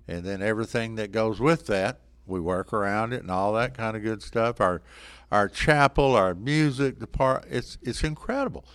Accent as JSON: {"language": "English", "town": "Sanger", "region": "Texas", "country": "United States", "tie": "born or raised there", "said": "I grew up in Sanger, Texas, graduation class of twenty-six. I'm from a small town, proud of it"}